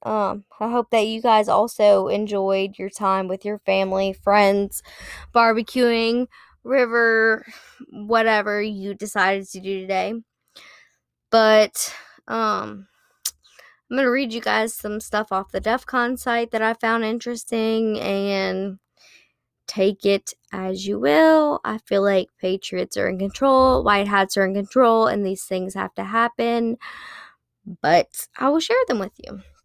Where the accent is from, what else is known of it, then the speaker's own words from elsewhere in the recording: South Louisiana, United States; I'm from South Louisiana